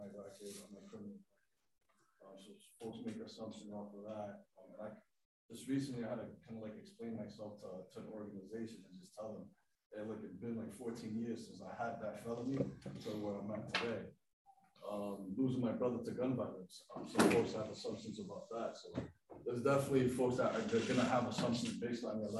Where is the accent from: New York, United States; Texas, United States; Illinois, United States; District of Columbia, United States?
New York, United States; I was born in New York. My family is from the capital